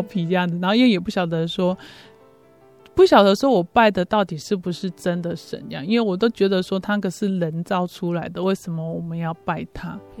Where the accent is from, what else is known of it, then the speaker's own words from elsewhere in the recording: Chiayi, Taiwan; 我生长在嘉义嘛，啊，所以我就在那个嘉义的一个城隍庙口。嘿，嗯。我妈他们在那边做生意，啊，我就在那里长大